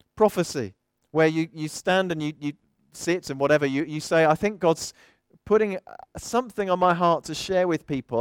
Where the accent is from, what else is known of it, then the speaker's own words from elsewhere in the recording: South of England, United Kingdom; also born or lived in Midlands; I am an English bloke from the south of England, though I've been to the southwest and I've been up to the Midlands a bit and I'm back down here again.